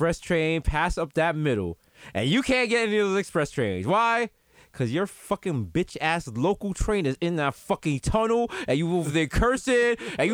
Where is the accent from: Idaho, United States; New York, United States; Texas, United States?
New York, United States; New York City; as a New Yorker